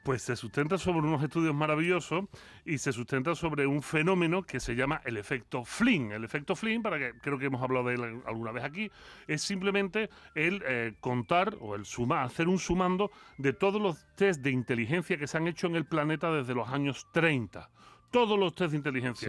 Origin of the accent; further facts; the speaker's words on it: Spain; como buen filósofo español